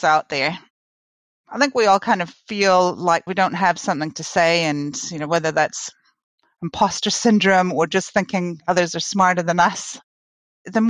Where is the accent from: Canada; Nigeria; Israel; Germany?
Canada; now in New Zealand